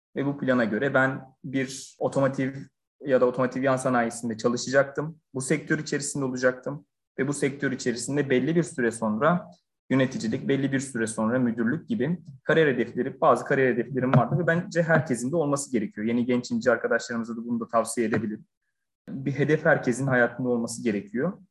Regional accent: Burhaniye, Balıkesir, Turkey; Balıkesir Burhaniye doğumluyum.

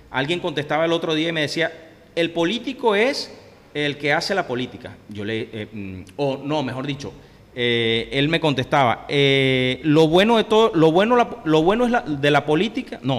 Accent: Venezuela; yo soy un venezolano de a pie igual que todo el mundo. Yo tengo aquí tres años y tanto, ¿verdad?

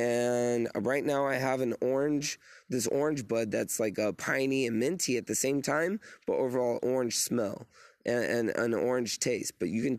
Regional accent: Australia; they don't even want to come at me because I'm Australian.

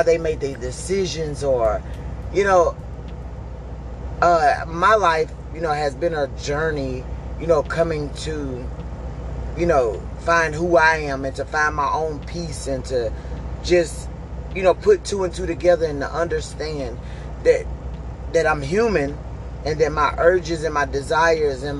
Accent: Hattiesburg, Mississippi, United States; now in Texas, United States; I'm from Hattiesburg, Mississippi. I live in Rocheron, Texas currently.

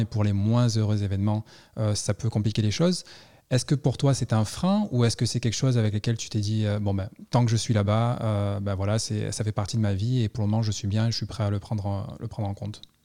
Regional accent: Toulon, Provence-Alpes-Côte d'Azur, France; moved away; also born or lived in Paris / New York / Montreal / California; au départ, je suis Toulon

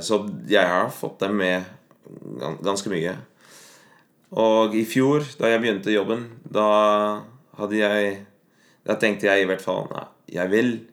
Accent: Netherlands; first language Dutch; Norwegian is a second language; moved away as an adult; also born or lived in Bergen, Norway; now in Norway; jeg har bodd uh, mest av livet mitt i Nederland, og jeg er ikke uh, Jeg snakker alltid nederlandsk hjemme

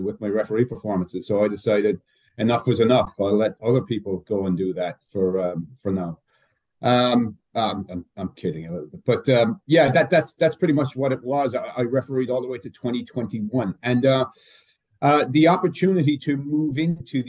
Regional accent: Ireland; moved away as an adult; now in United States; I'm from Ireland originally. I refereed in the League of Ireland back home

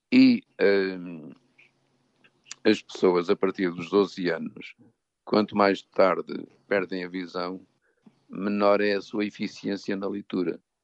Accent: São João da Pesqueira, Norte, Portugal; now in Lisbon, Portugal; nasci em Ervedosa do Douro, o conselho é que é São João da Pesqueira

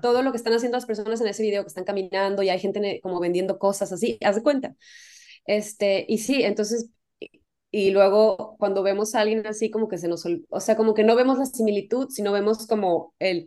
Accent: Mexico; si soy mexicana

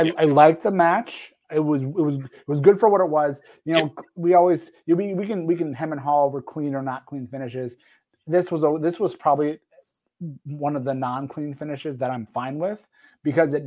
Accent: Michigan, United States; my hometown, 5 minutes from my house

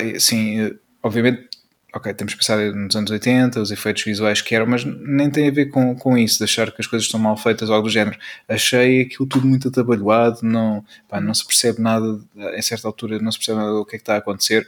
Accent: Peniche, Centro, Portugal; sou natural, natural de, uh, de Peniche

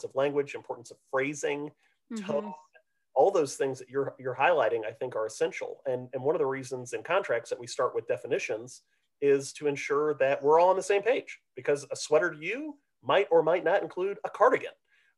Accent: Midwest, United States; now in Texas, United States; because, of course, as a Midwesterner, right, you'll have like soda and pop. And here in Texas, everything is Coke, right?

